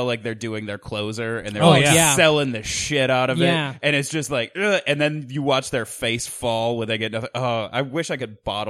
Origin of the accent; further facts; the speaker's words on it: Beloit, Wisconsin, United States; moved away; I am originally from a small college town in southern Wisconsin, Beloit, Wisconsin.